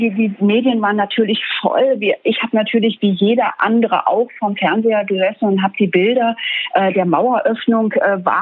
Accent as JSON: {"language": "German", "town": "Duisburg", "region": "North Rhine-Westphalia", "country": "Germany", "tie": "born or raised there", "said": "Ich war in meiner Heimatstadt Duisburg, in der ich aufgewachsen bin"}